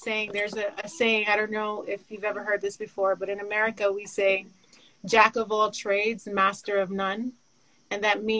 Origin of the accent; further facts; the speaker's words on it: New York, United States; We're both originally from New York.